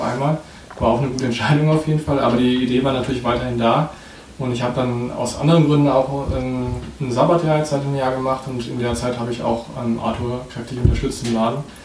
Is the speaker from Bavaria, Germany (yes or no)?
yes; Erlangen, Bavaria, Germany; now in Nuremberg, Germany; ich komme hier aus der Gegend auch, aus, aus Erlangen. In Erlangen mhm. bin ich aufgewachsen und wohne jetzt hier schon seit sieben Jahren in Nürnberg